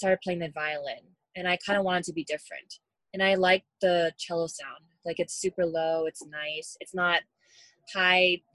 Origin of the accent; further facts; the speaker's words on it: United States; I was born in the States, but my family is from South Korea.